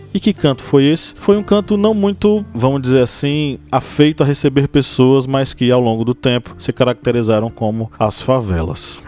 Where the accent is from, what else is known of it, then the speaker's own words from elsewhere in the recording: Uauá, Bahia, Brazil; a cidade onde eu nasci chama-se Uauá, encravada no interior da Bahia.